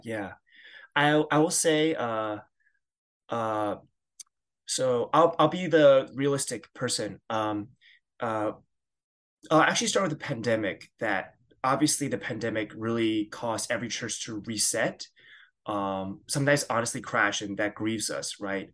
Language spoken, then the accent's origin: English; suburbs of New York, United States; I grew up in the Chinese church, uh, at a Christian Missionary Alliance church, uh, in the suburbs of New York.